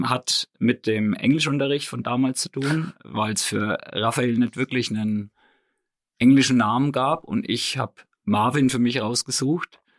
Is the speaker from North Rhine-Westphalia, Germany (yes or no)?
no; Hohenroth, Bavaria, Germany; Aber ähm, gebürtig Hohenrot. Ja, genau. Also da ist mein Elternhaus in Hohenrot.